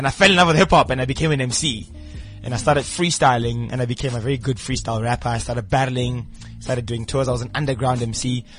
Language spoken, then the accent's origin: English; Tembisa, Gauteng, South Africa; in Tembisa, East Rand.